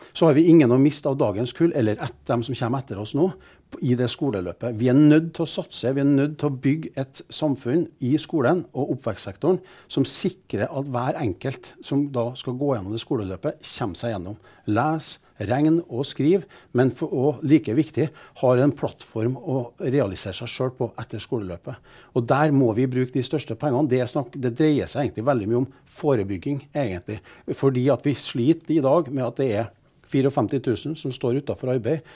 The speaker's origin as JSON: {"language": "Norwegian", "town": "Trondheim", "region": "Trøndelag", "country": "Norway", "said": "Vi er trondhjemmere, vi er stolte av byen."}